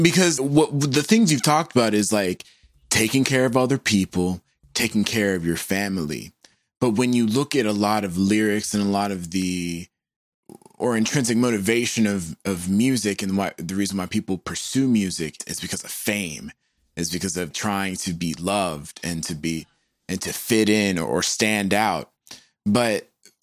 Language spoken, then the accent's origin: English; Peachtree City, Georgia, United States; I'm from Peachtree City, Georgia